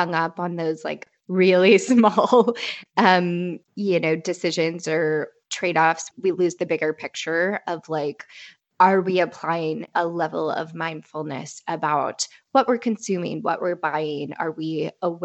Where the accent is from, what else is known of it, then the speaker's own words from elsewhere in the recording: Midwest, United States; I grew up in the Midwest